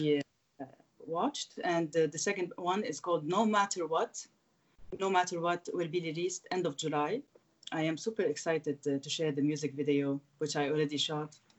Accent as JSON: {"language": "English", "town": "Beirut", "region": "Beirut Governorate", "country": "Lebanon", "tie": "born or raised there", "said": "to start with Beirut, my hometown, which is the city where I started"}